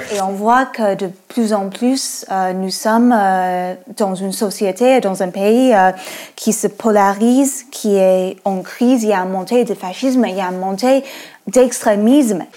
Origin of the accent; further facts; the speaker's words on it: United States; French is a second language; moved away; moi je suis américaine. Euh, on entend peut-être avec mon accent